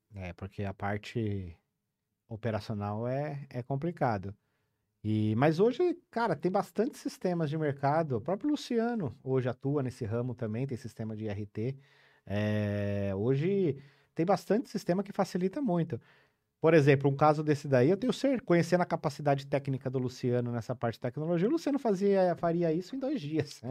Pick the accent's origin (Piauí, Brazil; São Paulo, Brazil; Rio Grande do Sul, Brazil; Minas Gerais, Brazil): São Paulo, Brazil; Cordeirópolis; now in São Paulo, Brazil; eu nasci em São Paulo, com nove anos eu fui pro interior de São Paulo. Eu morei numa cidade chamada Cordeirópolis, ali na região de Araras, Limeira.